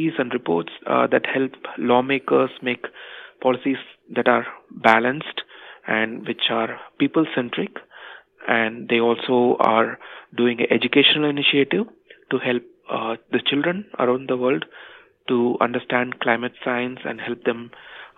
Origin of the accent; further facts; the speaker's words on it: India; moved away as an adult; also born or lived in United Kingdom; I was born and raised in India